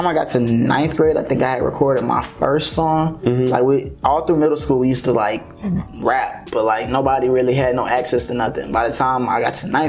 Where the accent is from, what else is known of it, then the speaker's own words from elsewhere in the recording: Atlanta, Georgia, United States; also born or lived in Macon, Georgia / Florida; I was raised in Atlanta, like, my whole life, really.